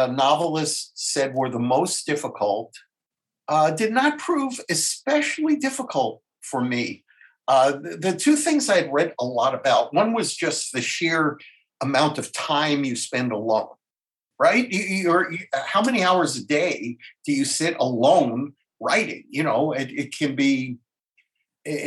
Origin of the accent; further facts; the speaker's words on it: New York, United States; moved away as an adult; now in San Francisco, United States; I was born in New York, so I'm familiar with New York as well